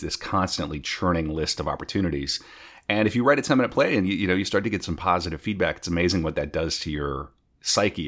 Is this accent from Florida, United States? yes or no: no; North Dakota, United States; moved away; I'm originally from North Dakota